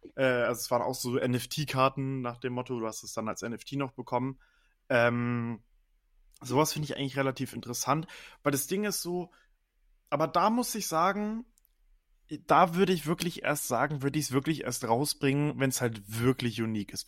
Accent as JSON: {"language": "German", "country": "Germany", "said": "bei uns in Deutschland"}